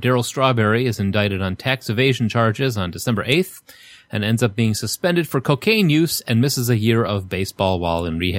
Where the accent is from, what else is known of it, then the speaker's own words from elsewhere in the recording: Chicago, Illinois, United States; Yeah, I'm a Chicagoan like you, Josh. I was born on the north side and lived on Polina Triangle area